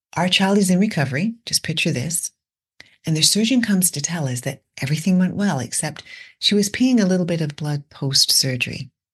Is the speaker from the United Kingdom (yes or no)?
yes; England, United Kingdom; moved away; Growing up in England